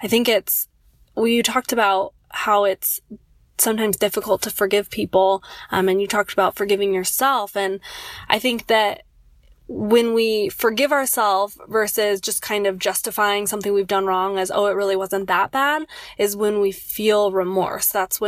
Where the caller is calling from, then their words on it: Loma Linda, California, United States; Hi, Vanessa and Casper. … I'm from Loma Linda, California.